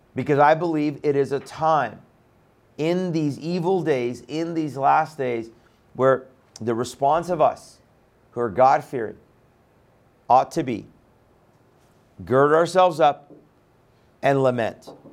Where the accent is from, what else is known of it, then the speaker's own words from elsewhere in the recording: Iran; moved away; I'm from Iran